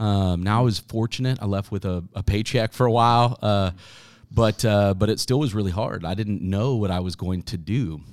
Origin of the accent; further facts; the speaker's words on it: Wichita, Kansas, United States; moved away as an adult; I grew up in Wichita